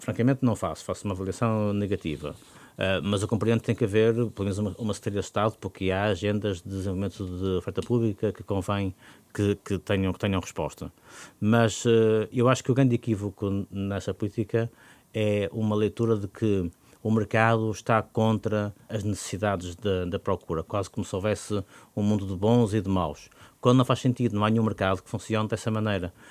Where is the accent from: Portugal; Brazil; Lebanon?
Portugal; Porto, Norte; como portuense